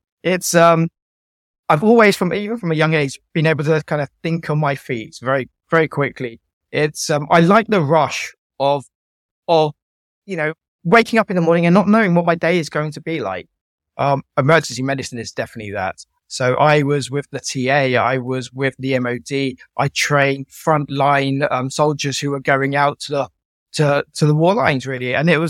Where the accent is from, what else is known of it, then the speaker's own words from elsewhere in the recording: Guildford, South East England, United Kingdom; It's from growing up in Guildford in Surrey to going to university, falling in love, getting married, and then losing my sight, and then my journey through sight loss.